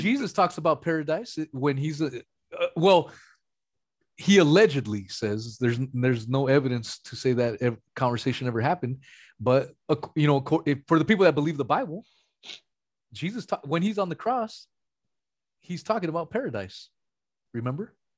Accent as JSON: {"language": "English", "region": "West Coast", "country": "United States", "said": "I'm from the West Coast"}